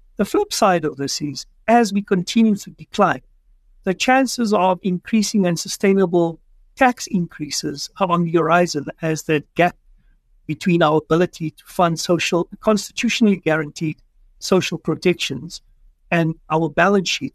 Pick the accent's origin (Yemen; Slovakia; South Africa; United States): South Africa; as a South African